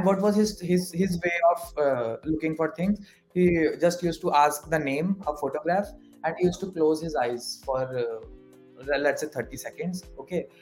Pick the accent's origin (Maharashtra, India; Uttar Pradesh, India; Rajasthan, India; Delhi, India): Uttar Pradesh, India; Varanasi; I am from Kashi